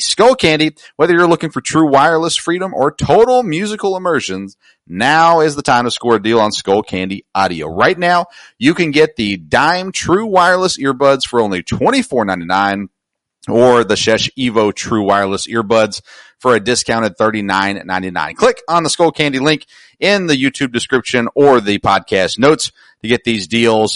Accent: Nashville, Tennessee, United States; I grew up near Nashville, Tennessee

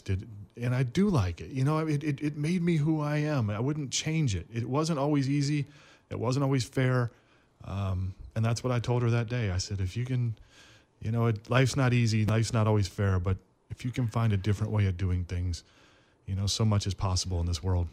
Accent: Flint, Michigan, United States; moved away as an adult; growing up in Flint

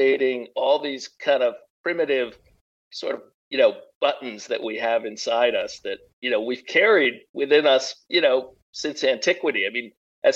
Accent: New England, United States; moved away as an adult; now in Pacific Northwest, United States; I grew up in New England

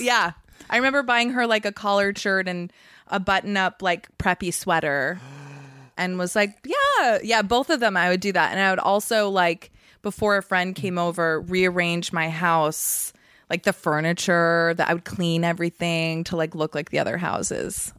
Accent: Massachusetts, United States; also born or lived in Vermont; I moved from Vermont when I was seven to Massachusetts

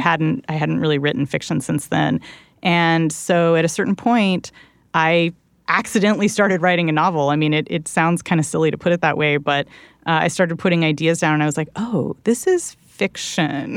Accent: Southern California, United States; where I grew up in Southern California

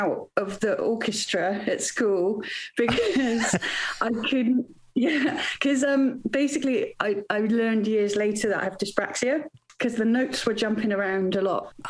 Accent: Wales, United Kingdom; Anyway, because I grew up in Wales, where singing is a competitive sport. It's hardcore.

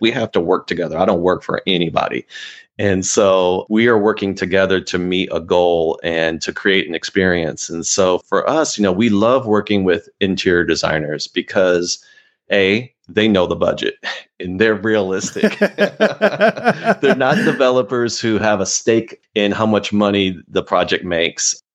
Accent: Austin, Texas, United States; also born or lived in Houston, Texas; I grew up in Austin, Texas

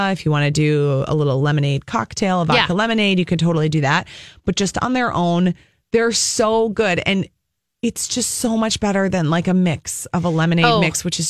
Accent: Apple Valley, Minnesota, United States; Apple Valley, my hometown. What up, AV?

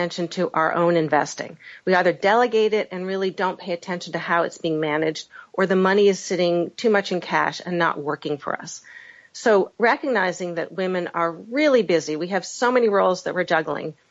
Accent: Boston, Massachusetts, United States; also born or lived in Washington, D.C.; I'm from the Boston area

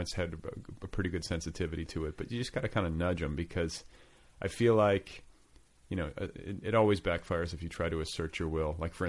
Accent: Indiana, United States; I'm from Indiana.

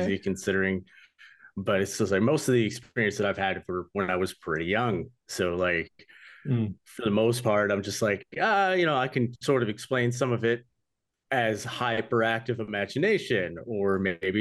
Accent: Nashville, Michigan, United States; I grew up in Nashville, Michigan

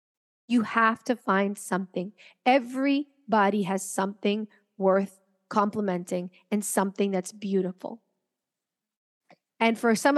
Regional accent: Venezuela; also born or lived in United States / France; So I'm from Venezuela originally, but I didn't grow up there my entire life. I grew up between Venezuela, the United States, and France.

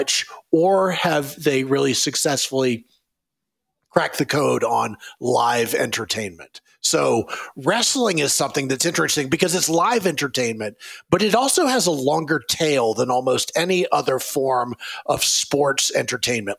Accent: Raleigh, North Carolina, United States; I grew up in Raleigh, North Carolina

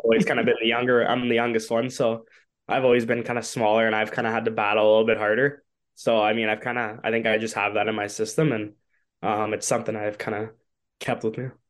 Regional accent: Toronto, Ontario, Canada; growing up in Toronto

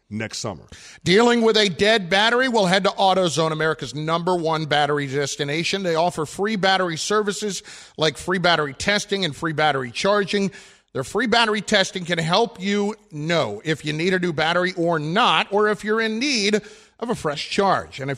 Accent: New York City, New York, United States; I'm from the Bronx.

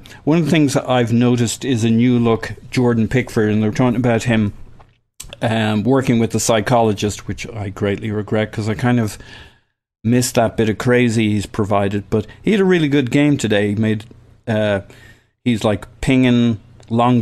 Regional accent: Ireland; I'm Irish

